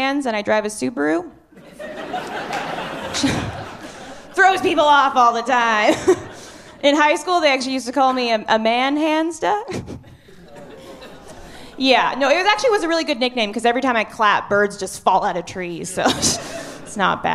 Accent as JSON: {"language": "English", "town": "Kelowna", "region": "British Columbia", "country": "Canada", "moved": "as an adult", "lives_now": "Halifax, Canada", "said": "I moved to Halifax last year. I'm originally from Kelowna."}